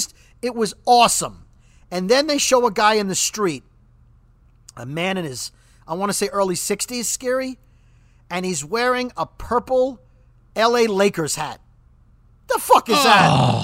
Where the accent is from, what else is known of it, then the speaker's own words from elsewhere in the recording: New York, United States; now in New Jersey, United States; And as a New Yorker. So Governor Cuomo... Our governor in New York, even though I live in New Jersey, he's New York's governor.